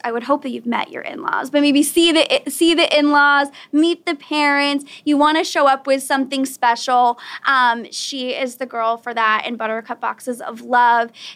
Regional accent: Weymouth, Massachusetts, United States; moved away as an adult; I actually just signed a lease for a new apartment in my hometown, and I had moved across the country. I've been living in another town, and I'm like, I never thought I'd see the day where I get myself back to Weymouth.

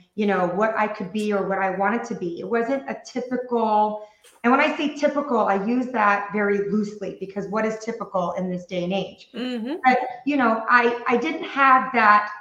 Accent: Taiwan; moved away; I was raised in Taiwan.

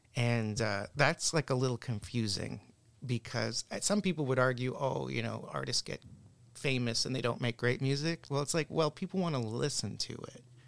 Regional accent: Canada; also born or lived in Boston, United States; I'm Canadian

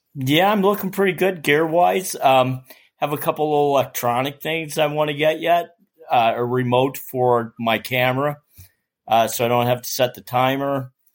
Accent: New York City, New York, United States; I'm from Staten Island, New York

